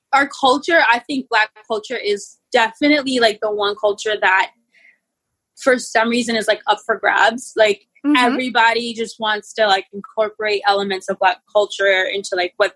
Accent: United States; the first generation in my entire family to be born here is me and my sisters and my cousins

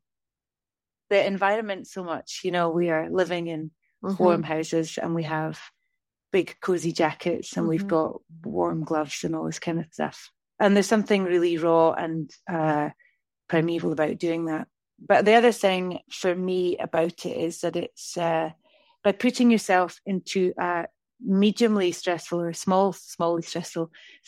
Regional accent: northeast of Scotland, United Kingdom; moved away as an adult; now in Lake District, United Kingdom; I'm from the northeast of Scotland

